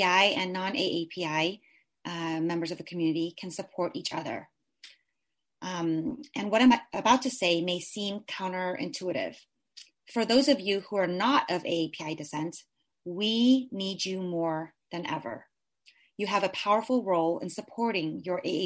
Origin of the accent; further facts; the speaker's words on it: San Jose, California, United States; I was born and raised in San Jose